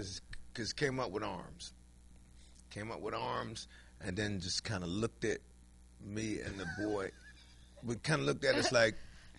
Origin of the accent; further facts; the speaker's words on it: Washington, District of Columbia, United States; I'm from Washington, D.C.